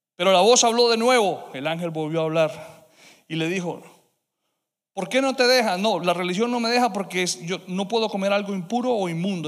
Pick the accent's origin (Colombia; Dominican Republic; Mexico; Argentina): Colombia; moved away; me tocó a mí ser colombiano